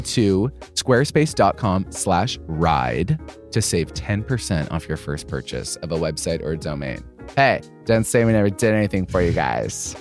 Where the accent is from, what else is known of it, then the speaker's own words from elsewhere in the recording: Boise, Idaho, United States; Boise, Idaho. That's where I'm from.